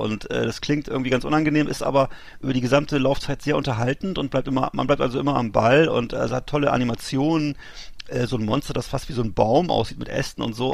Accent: Bremerhaven, Bremen, Germany; moved away; aus meiner Heimatstadt Bremerhaven

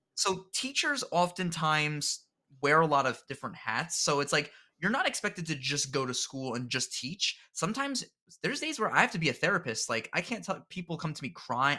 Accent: New Jersey, United States; I'm born and raised in New Jersey in the United States

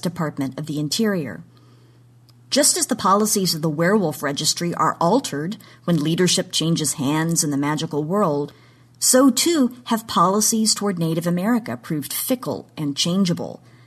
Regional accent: Oklahoma, United States; my home state of Oklahoma

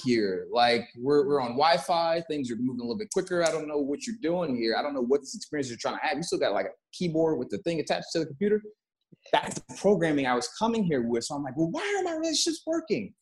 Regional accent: Texas, United States; moved away; I come from Texas

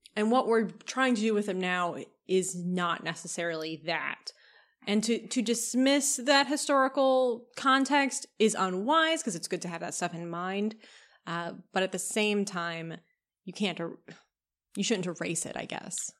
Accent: Kentucky, United States; I grew up in Kentucky

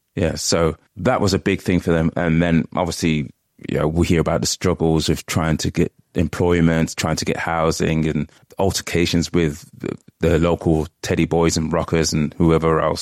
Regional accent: United Kingdom; first generation British Jamaican, I was born here

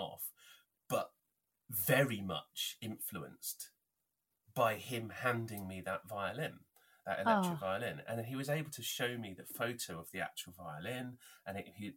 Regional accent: Northampton, East Midlands, United Kingdom; my hometown

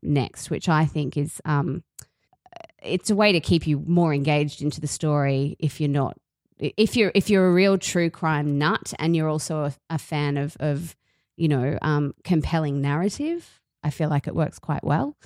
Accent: Australia; accent: Aussie; the Aussie accent grated on me because it's my accent.

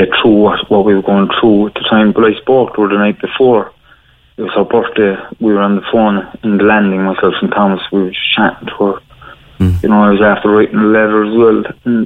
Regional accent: Cork, Munster, Ireland; I grew up in Hollyhill in Arcullen

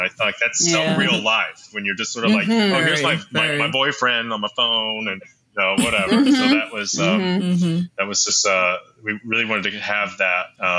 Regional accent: New York, United States; We're all from New York.

